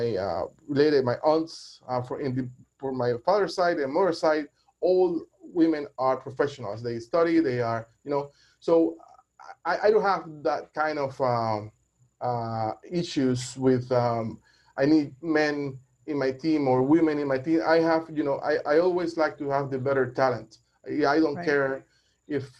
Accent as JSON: {"language": "English", "country": "Panama", "tie": "born or raised there", "said": "I'm from Panama, born and raised Panamanian, 100% Latino. I grew up in a very small town. In the center of the country"}